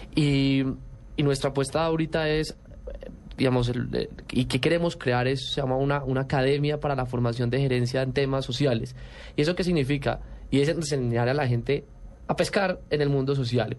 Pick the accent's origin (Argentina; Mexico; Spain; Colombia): Colombia; somos los únicos colombianos